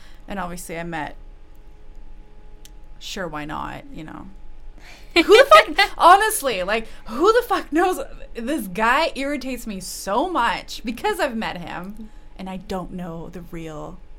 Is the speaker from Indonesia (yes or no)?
no; Russia; English is a second language; now in Canada; I'm from Russia.